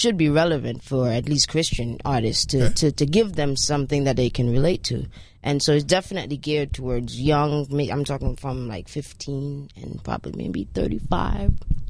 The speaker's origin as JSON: {"language": "English", "country": "Antigua & Barbuda", "tie": "born or raised there", "also_born_or_lived": "U.S. Virgin Islands", "said": "I'm from Antigua. Well, I grew up in Antigua. I was born in the U.S. Virgin Islands."}